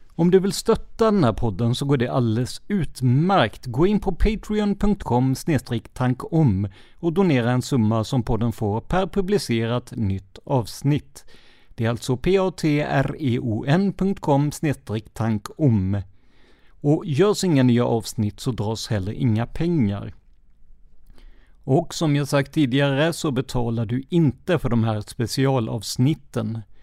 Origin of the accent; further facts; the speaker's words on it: Karlskrona, Blekinge, Sweden; min hemstad Karlskrona.